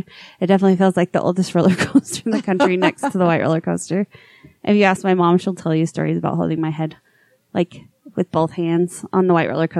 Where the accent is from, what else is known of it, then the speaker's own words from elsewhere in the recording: Bountiful, Utah, United States; moved away; also born or lived in New Jersey; I grew up in Bountiful